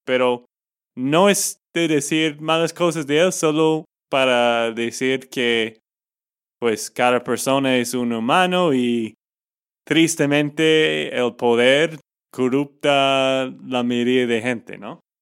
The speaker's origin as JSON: {"language": "Spanish", "region": "Texas", "country": "United States", "said": "de Texas, Estados Unidos"}